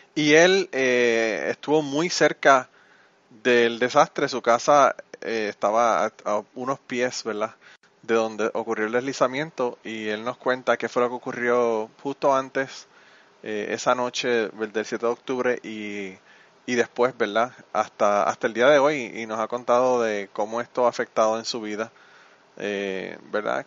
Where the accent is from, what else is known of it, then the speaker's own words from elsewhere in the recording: Utuado, Puerto Rico; mi pueblo, mi pueblo de Utuado